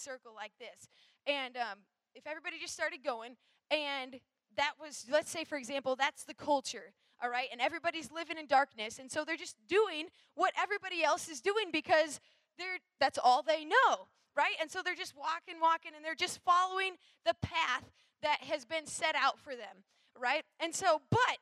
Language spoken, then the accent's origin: English; Minnesota, United States; I'm from Minnesota, and so I grew up in the north all my life.